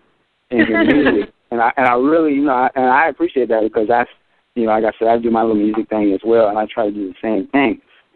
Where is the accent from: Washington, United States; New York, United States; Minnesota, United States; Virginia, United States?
Washington, United States; Seattle; I'm coming from Seattle, Washington